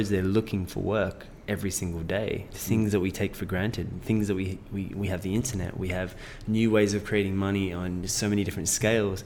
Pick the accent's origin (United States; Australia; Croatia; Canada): Australia; I was raised in Australia